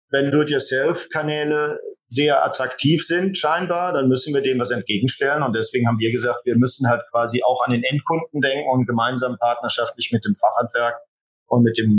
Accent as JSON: {"language": "German", "region": "Rhineland", "country": "Germany", "said": "Und natürlich als Rheinländer liegt das in der DNA, ist man natürlich auch ein bisschen gesellig."}